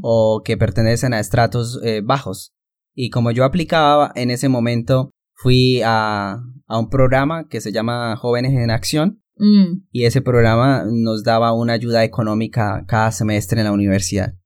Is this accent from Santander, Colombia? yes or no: yes; Santander, Colombia; also born or lived in Barrancabermeja, Colombia; Mis padres se mudaron a vivir en el a una finca eh, aquí mismo en Santander